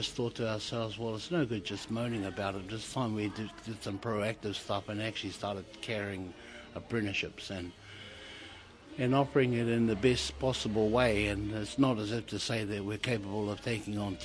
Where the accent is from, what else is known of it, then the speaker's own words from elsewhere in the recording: Tolaga Bay, Gisborne, New Zealand; I grew up in Tolaga Bay at a little community outside of Tolaga Bay called Mangatuna, and Tokumara Bay.